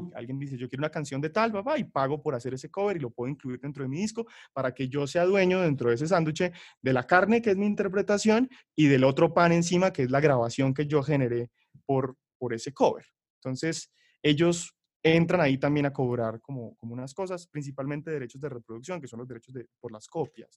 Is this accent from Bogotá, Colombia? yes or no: no; Bucaramanga, Santander, Colombia; yo soy de Bucaramanga